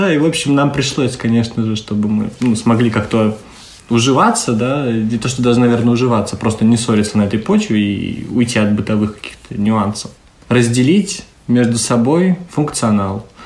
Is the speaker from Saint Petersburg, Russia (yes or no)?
yes; Saint Petersburg, Russia; moved away as an adult; now in Tallinn, Estonia; Я из Санкт-Петербурга, но летом прошлого года переехал в Таллин